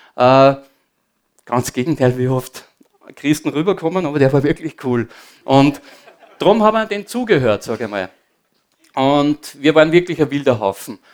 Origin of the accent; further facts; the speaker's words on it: Upper Austria, Austria; also born or lived in Linz; ich bin am Land aufgewachsen